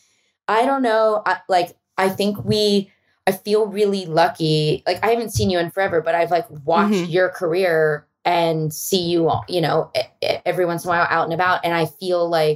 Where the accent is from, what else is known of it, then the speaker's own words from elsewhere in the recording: Philadelphia, Pennsylvania, United States; now in Los Angeles, United States; I'm from Philly